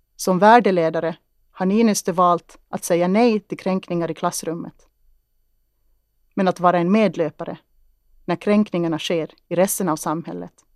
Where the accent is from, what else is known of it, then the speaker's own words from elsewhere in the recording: Kristinestad, Ostrobothnia, Finland; Jag tittade ut över åkrarna i Henriksdal och tänkte på att mina rötter fanns här. Att jag tittade ut över min hembygd